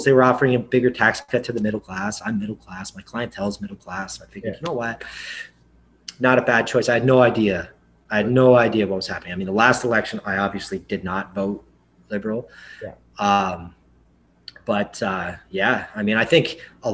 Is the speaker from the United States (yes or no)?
no; Canada; moved away as an adult; now in Belize; I love my country and I can't go back